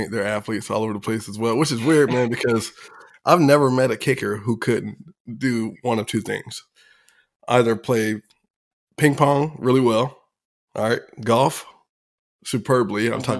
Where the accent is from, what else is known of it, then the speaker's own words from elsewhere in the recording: Virginia, United States; So, you know, I'm from Virginia